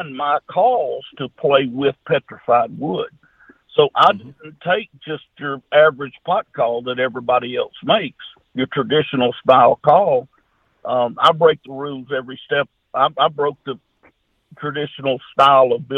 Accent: Junction City, United States; My hometown, Junction City, Arkansas, Louisiana, we got about 1,400 or 1,500 people here with one red light

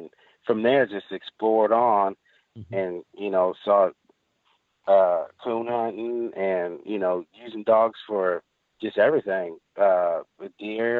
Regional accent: Texas, United States; It's really crazy because, growing up in Texas, you don't see mountains with snow on them year round.

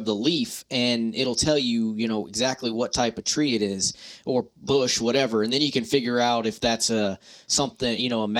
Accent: Florida, United States; now in Savannah, United States; growing up where I grew up in Florida, we didn't have a whole lot of oaks.

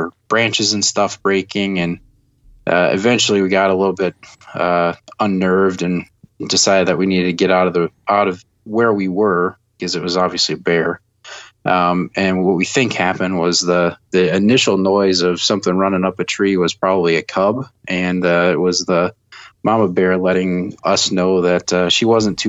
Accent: Madison, Wisconsin, United States; moved away as an adult; also born or lived in Eau Claire, Wisconsin; now in Ohio, United States; I grew up in Madison, Wisconsin, and grew up there, lived in Madison for the first 18 years of my life

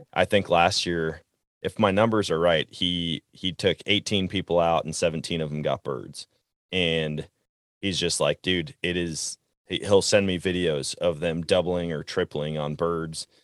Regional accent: Wisconsin, United States; now in Missouri, United States; I grew up in Wisconsin hunting whitetail deer

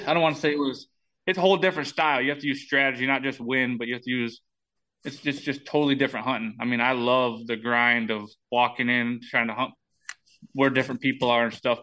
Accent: Michigan, United States; moved away as an adult; now in Iowa, United States; I'm I'm from Michigan

